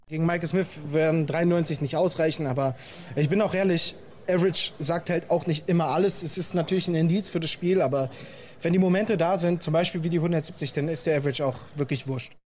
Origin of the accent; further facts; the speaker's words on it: Germany; ich als deutscher Gegenspieler